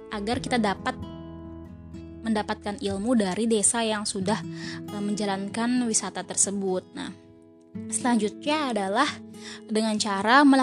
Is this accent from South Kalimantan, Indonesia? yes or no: yes; Sungai Danau, South Kalimantan, Indonesia; saya mengambil studi kasus di desa saya sendiri, yaitu Desa Sungai Danau, Kecamatan Satui, Kabupaten Tanah Bumbu